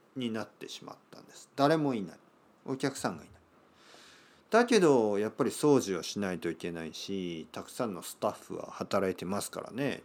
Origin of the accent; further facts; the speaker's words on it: Kyushu, Oita, Japan; 僕の出身の九州、えー、大分県というところですけど